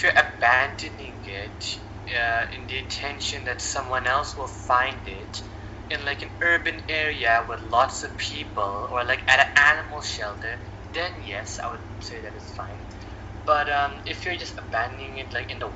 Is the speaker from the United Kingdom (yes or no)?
no; Canada; as a Canadian